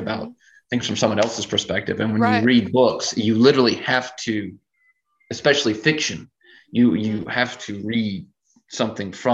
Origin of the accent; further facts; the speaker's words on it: South Louisiana, United States; Born and raised in South Louisiana. I still live in South Louisiana